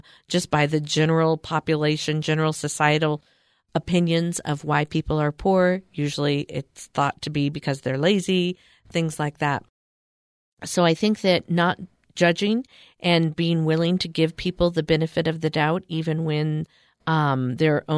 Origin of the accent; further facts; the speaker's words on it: California, United States; I grew up in California, and I was the poster child of a poor kid.